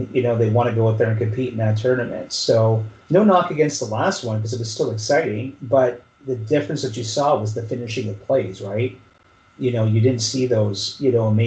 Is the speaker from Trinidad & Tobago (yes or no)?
no; Canada; We're two Canadian parents with two Canadian / American daughters